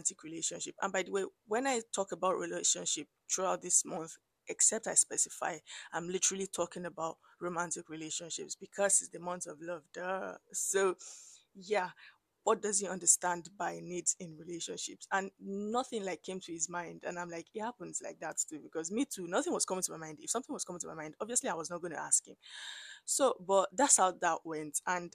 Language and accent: English; Abeokuta, Ogun State, Nigeria; moved away as an adult; I grew up in Abeokuta, I schooled in Abeokuta